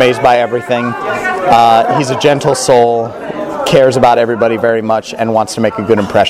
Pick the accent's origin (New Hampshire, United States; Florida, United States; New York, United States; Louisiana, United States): Florida, United States; Clearwater; now in Irvine, United States; I'm a first-year MFA acting student here at UC Irvine, and I hail from Clearwater, Florida.